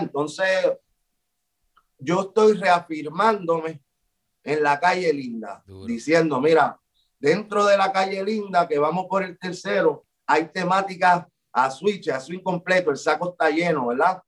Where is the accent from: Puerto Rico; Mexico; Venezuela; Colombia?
Puerto Rico